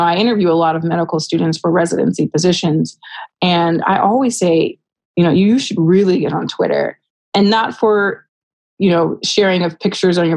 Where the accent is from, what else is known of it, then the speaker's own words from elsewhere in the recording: Rialto, California, United States; someone who is from my hometown and they understand what it was like to grow up in Rialto, California